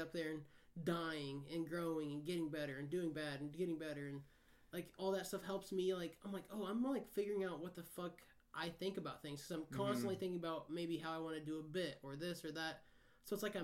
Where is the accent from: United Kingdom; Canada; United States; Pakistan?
United States; Midwest; I'm from the Midwest